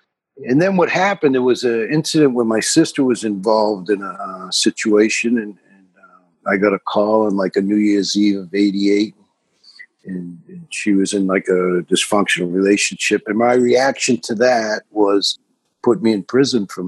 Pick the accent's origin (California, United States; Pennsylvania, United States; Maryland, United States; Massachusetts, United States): Massachusetts, United States; Boston; I'm from South Boston, which is like a 2 square mile section of Boston, you know, predominantly Irish